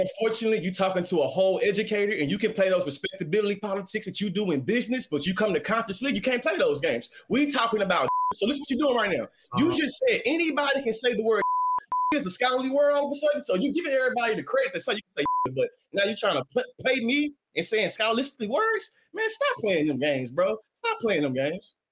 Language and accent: English; Texas, United States; I'm from down here. I still live on the plantation